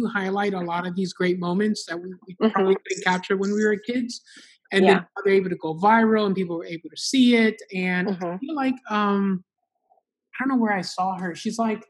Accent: Miami, Florida, United States; also born or lived in Honduras; I grew up in Miami, I grew up in the hood

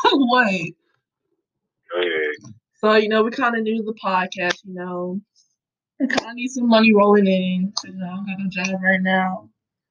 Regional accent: New York, United States; born there; also born or lived in Connecticut / Pennsylvania / Hawaii; born in New York. And then I moved to Connecticut. Then I moved to Pennsylvania. Then I moved to Hawaii. And then I cam

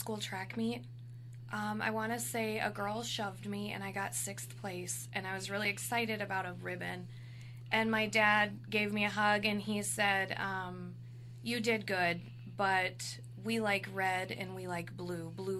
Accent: South Dakota, United States; also born or lived in Custer, South Dakota / Hot Springs, South Dakota; I actually grew up in South Dakota. Predominantly, I was born in Custer. And then later, we ended up moving to Hot Springs

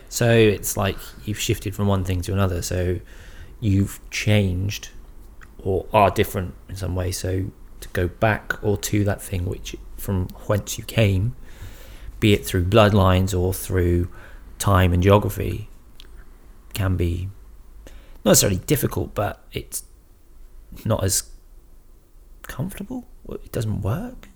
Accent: United Kingdom; moved away as an adult; now in Australia; being Brits coming here

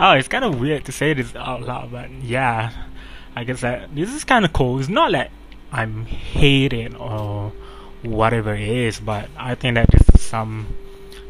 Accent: Malaysia; first language Malay; English is a second language; I'm a Malay person.

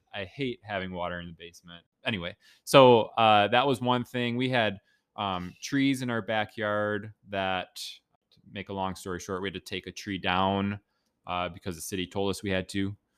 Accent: Grosse Pointe, Michigan, United States; now in Plymouth, United States; I grew up in Grosse Pointe

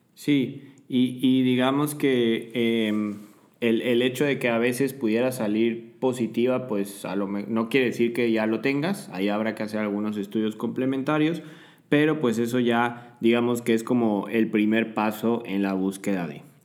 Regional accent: Mexico; todos nosotros como mexicanos eh, que tenemos ciertas características eh, poblacionales

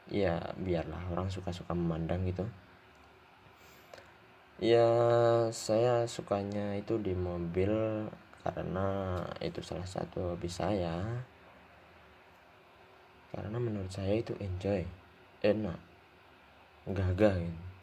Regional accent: Muncar, East Java, Indonesia; saya ini asal dari Banyuwangi Banyuwangi Muncar tempat tinggal saya

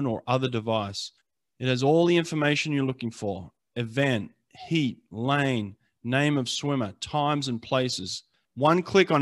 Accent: Australia; as an Aussie

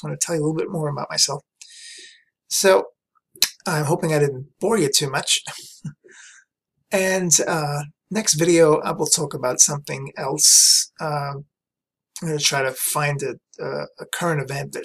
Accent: New York City, New York, United States; moved away as an adult; also born or lived in Brooklyn, New York / Long Island, New York; lived in Queens from day one, from when my parents took me home. I lived in Queens, New York

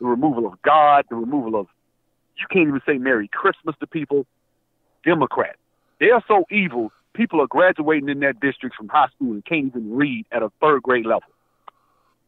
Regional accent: Alabama, United States; now in Georgia, United States; I'm from Alabama. I'm from Alabama

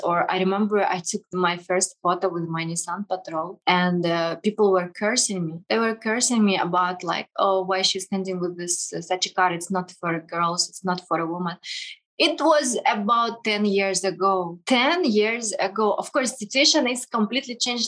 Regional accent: Kazakhstan; English is a second language; also born or lived in Russia; now in United Arab Emirates; i was grew up in kazakhstan

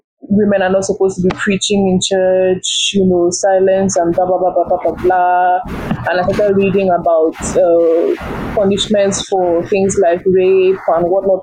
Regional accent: Nigeria; I'm a Nigerian.

